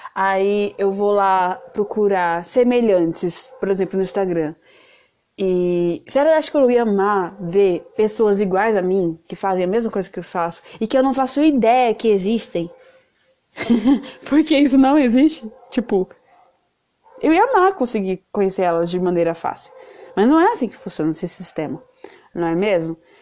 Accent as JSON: {"language": "Portuguese", "region": "São Paulo", "country": "Brazil", "said": "eu sou de São Paulo, eu moro numa ilhota"}